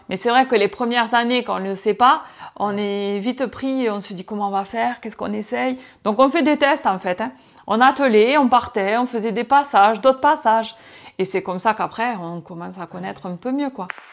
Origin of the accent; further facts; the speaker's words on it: France; on a nos règles à respecter en tant que Français